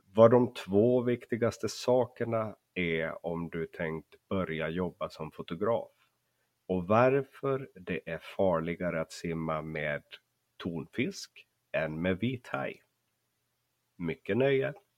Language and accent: Swedish; Finland; Jag är ju uppvuxen i Finland så jag hör väldigt dåligt skillnad på svenska dialekter